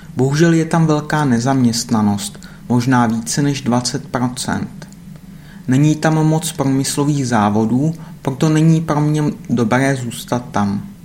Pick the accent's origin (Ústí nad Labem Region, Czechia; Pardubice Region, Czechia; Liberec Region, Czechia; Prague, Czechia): Ústí nad Labem Region, Czechia; Litvínov; moved away as an adult; Moje rodné město se jmenuje Litvínov.